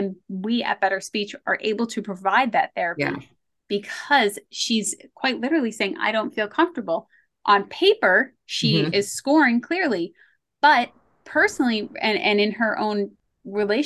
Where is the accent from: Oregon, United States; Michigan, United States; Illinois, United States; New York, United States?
New York, United States; I grew up in the 80s and the 90s, and I grew up in New York